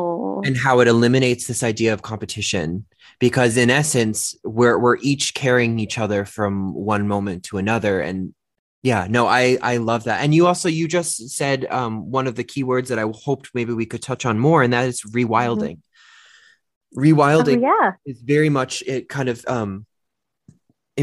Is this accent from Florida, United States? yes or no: no; Massachusetts, United States; first language English; now in Denver, United States; I grew up in Massachusetts